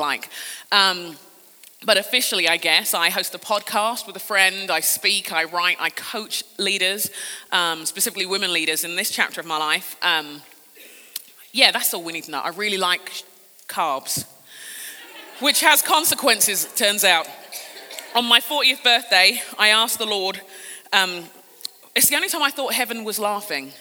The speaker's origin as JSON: {"language": "English", "region": "London", "country": "United Kingdom", "tie": "born or raised there", "said": "I'm a Brit. I grew up in London in England."}